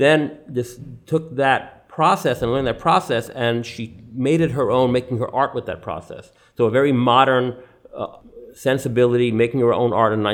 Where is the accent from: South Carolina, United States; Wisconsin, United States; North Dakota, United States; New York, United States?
New York, United States; New York City; I was born in New York City. My father was born here, my grandfather